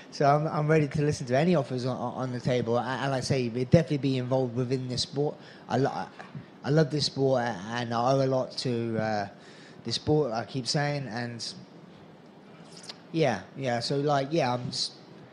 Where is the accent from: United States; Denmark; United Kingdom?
United Kingdom; England; my home country fans in Nottingham